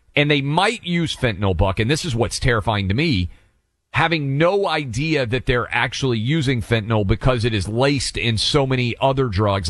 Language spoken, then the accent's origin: English; the South, United States; I grew up in the South